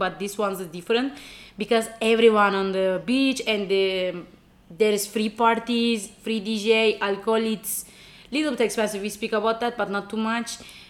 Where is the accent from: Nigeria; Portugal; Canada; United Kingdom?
Portugal; I'm from Portugal.